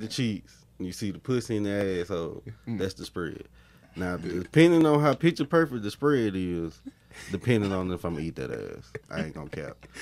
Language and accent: English; Birmingham, Alabama, United States; I'm from Birmingham 205. That's just how we talk